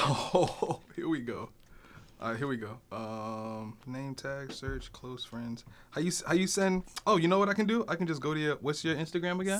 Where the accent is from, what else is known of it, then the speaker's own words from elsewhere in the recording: Newark, New Jersey, United States; moved away; I grew up in New Jersey, right? So I grew up in, like, like Newark